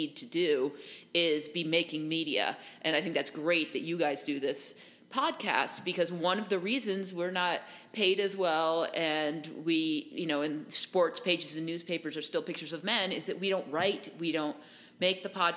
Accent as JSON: {"language": "English", "region": "Vermont", "country": "United States", "tie": "born or raised there", "said": "I grew up just near the Long Trail"}